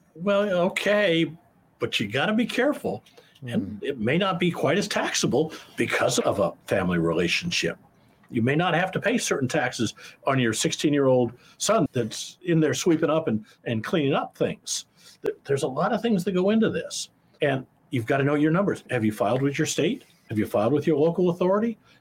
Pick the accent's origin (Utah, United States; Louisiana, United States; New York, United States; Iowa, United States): Iowa, United States; moved away as an adult; also born or lived in Kansas City; I grew up in Iowa. I'm an Iowa boy, Midwestern boy.